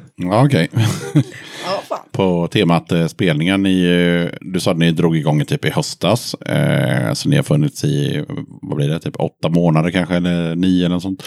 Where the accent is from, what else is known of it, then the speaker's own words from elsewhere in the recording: Gothenburg, Västra Götaland, Sweden; jag är också från Göteborg så jag har åkt hit från, eh, från Göteborg till Skövde